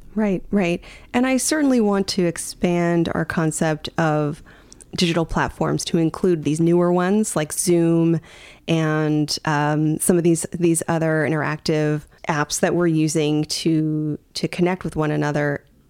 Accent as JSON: {"language": "English", "country": "United States", "tie": "born or raised there", "said": "growing up in the U.S."}